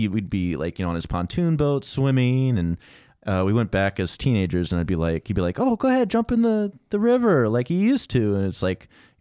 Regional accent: Virginia, United States; moved away as an adult; now in California, United States; I was the first of my family to move that far away because I'm from Virginia, and I drove out here on a whim when I was offered a job

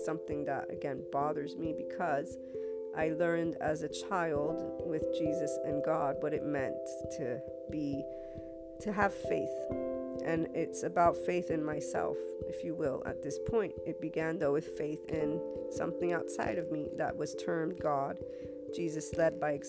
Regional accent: United States; As an American, and I'm also Italian

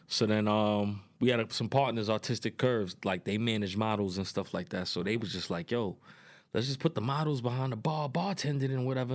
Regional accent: New York City, New York, United States; I'm from Queens

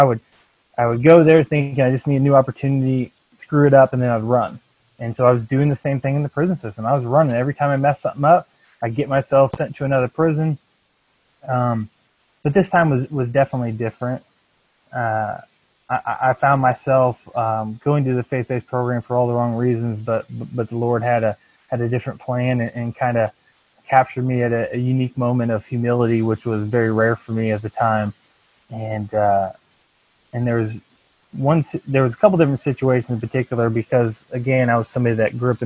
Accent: Iowa, United States; now in Branson, Missouri, United States; growing up in Iowa

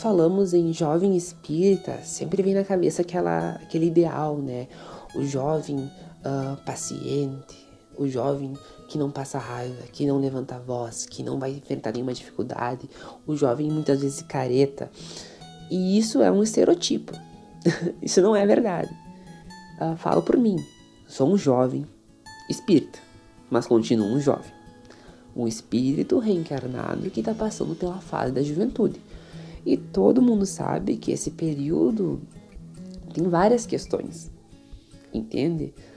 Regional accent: Itaqui, Rio Grande do Sul, Brazil; sou de Itaqui

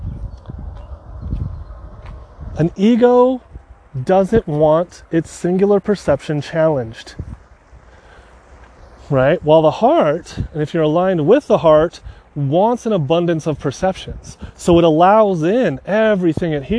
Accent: San Francisco area, California, United States; I'm from California, San Francisco area. Technically a little bit south, east.

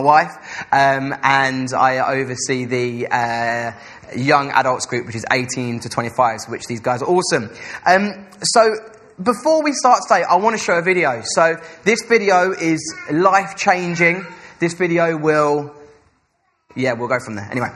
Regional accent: Essex, East of England, United Kingdom; now in Salford, United Kingdom; I'm from Essex

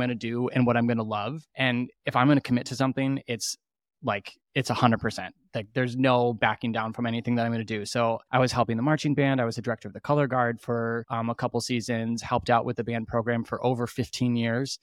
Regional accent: Petoskey, Michigan, United States; also born or lived in California / Chicago; I'm from Petoskey

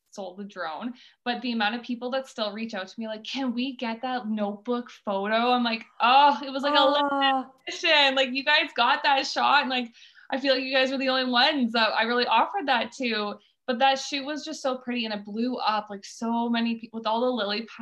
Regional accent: Elma, Ontario, Canada; moved away as an adult; also born or lived in Guelph, Ontario; now in Ottawa Valley, Canada; And I grew up there.

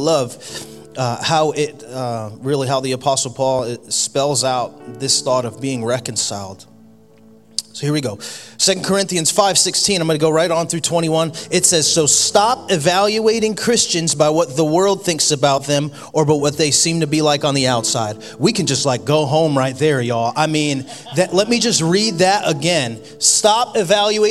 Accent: Connecticut, United States; moved away; I grew up in Connecticut

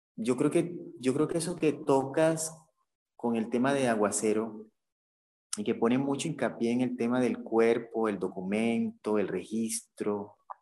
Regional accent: Caribbean Region, Colombia; más que colombiano me siento como caribeño

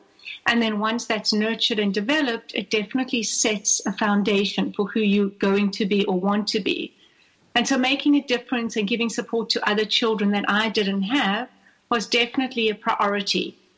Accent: South Africa; now in Atlanta, United States; So I was born and raised in South Africa.

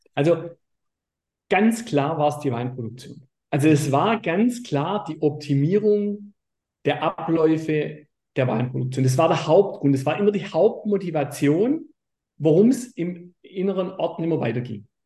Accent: Baden-Württemberg, Germany; bei uns in Württemberg

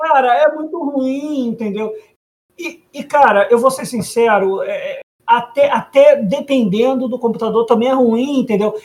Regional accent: Rio de Janeiro, Brazil; eu sou de Campo Grande

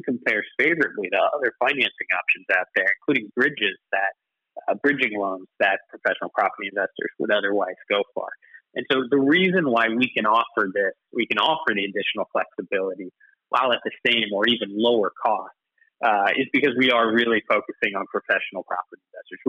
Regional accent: Canada; moved away as an adult; now in United Kingdom; I don't know if you can tell from my accent, but I'm not from here originally. I'm actually Canadian.

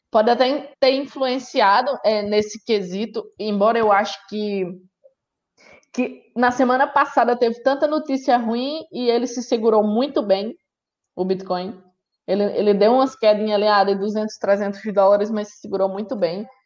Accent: Brazil; isso ao mesmo tempo que nos, nos deixa, nós, como brasileiros, né, felizes

